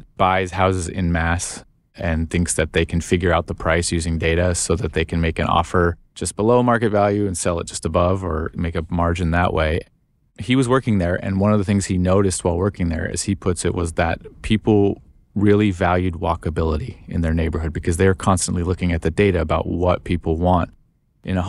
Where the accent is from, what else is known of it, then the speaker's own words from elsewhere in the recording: Phoenix, Arizona, United States; moved away; I'm from Arizona. I went to high school in Phoenix